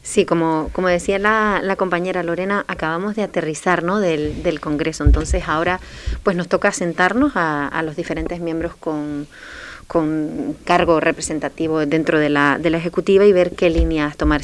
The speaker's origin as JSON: {"language": "Spanish", "town": "Telde", "region": "Canary Islands", "country": "Spain", "moved": "as an adult", "lives_now": "Fuerteventura, Spain", "said": "yo provengo de otra isla, de la isla de Gran Canaria, del municipio de Telde"}